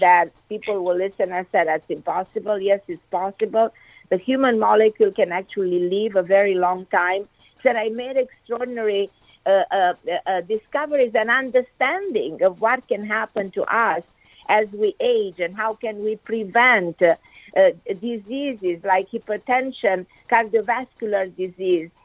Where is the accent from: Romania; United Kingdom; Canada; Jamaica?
Romania; Transylvania; moved away as an adult; now in United States; I grew up in Romania